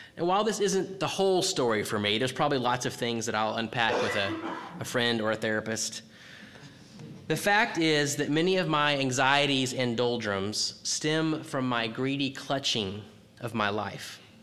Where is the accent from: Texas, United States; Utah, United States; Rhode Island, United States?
Texas, United States; I'm from Texas